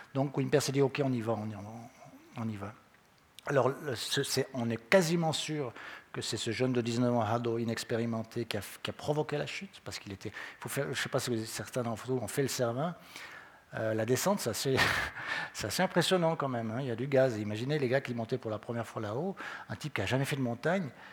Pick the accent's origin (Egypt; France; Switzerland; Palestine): Switzerland; Vaud; on est trop de Vaudois